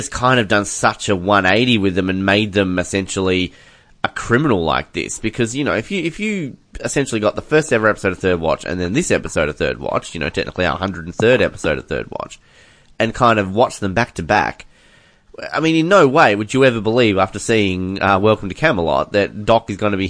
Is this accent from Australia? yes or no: yes; Australia; as an Australian